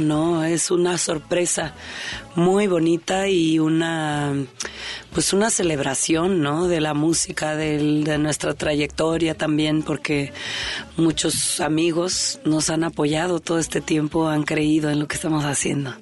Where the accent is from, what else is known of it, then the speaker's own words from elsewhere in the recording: Mexico; por qué somos mexicanos